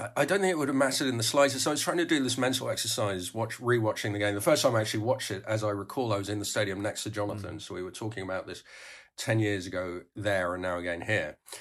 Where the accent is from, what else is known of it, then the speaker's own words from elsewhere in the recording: Netherlands; I grew up in Holland